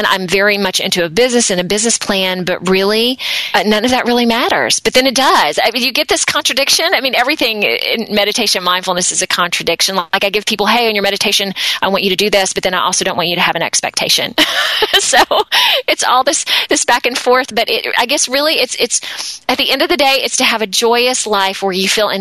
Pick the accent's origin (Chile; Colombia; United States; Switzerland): United States; Deep South; also born or lived in Atlanta, Georgia; now in Akron, United States; as a child, I grew up in the Deep South in the States